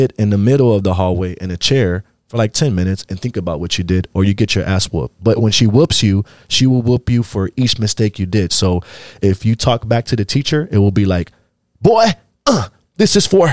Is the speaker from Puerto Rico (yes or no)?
yes; Puerto Rico; first language English; I'm Puerto Rican.